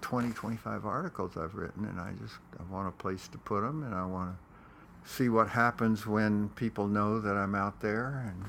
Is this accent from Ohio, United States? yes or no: no; Corpus Christi, Texas, United States; Corpus Christi, Texas.